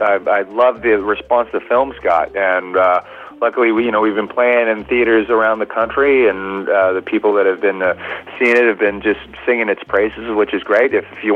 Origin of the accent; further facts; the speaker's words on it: Sacramento, California, United States; I grew up in Sacramento, California, where Tower was founded and based, and so it was always a point of civic pride. The Tower was from my hometown